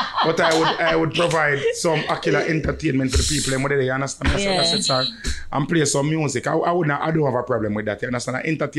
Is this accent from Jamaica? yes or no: yes; Jamaica; we as Jamaican